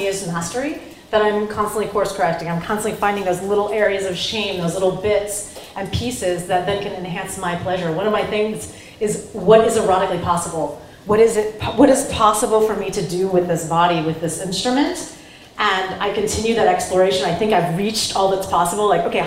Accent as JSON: {"language": "English", "region": "Ohio", "country": "United States", "tie": "born or raised there", "said": "I grew up in Ohio. I was a farm girl"}